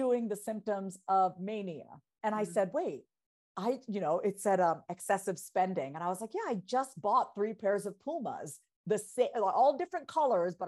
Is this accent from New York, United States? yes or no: yes; Long Island, New York, United States; also born or lived in Boston; I'm a first generation Indian immigrant, born and raised on Long Island